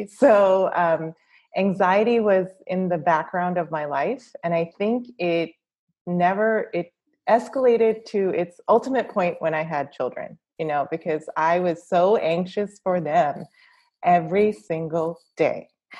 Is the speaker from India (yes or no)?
yes; India; As I'm an Indian woman, generally in our culture, women are people pleasers